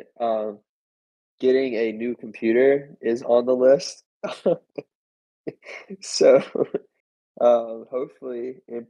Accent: England, United Kingdom; Yeah, I'm actually from England, so.

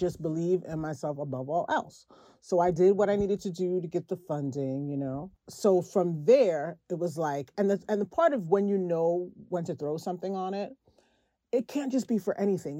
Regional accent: New York City, New York, United States; I am from Brooklyn

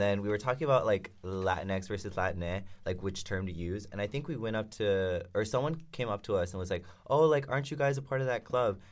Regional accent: Durham, North Carolina, United States; I am from Durham, North Carolina, so it's a pretty conservative

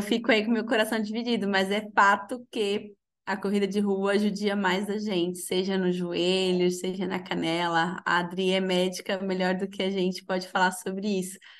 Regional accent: Minas Gerais, Brazil; Eu sou de Minas, de uma cidade bem pequenininha

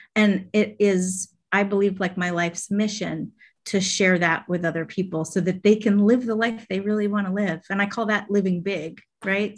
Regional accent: Vermont, United States; now in Atlanta, United States; when I was young, I grew up in Vermont

